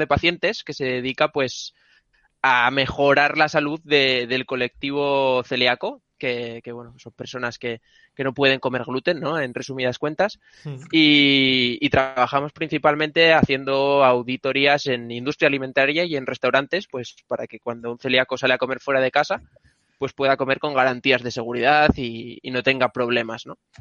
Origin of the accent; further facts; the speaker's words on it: Ribadesella, Asturias, Spain; now in Barcelona, Spain; también soy asturiano, pero vivo en Barcelona